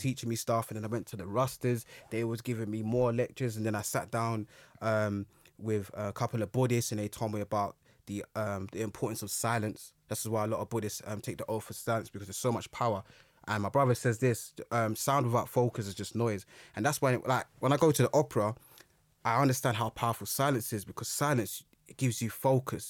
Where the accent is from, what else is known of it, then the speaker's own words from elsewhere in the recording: London, United Kingdom; when I grew up, I grew up in Brixton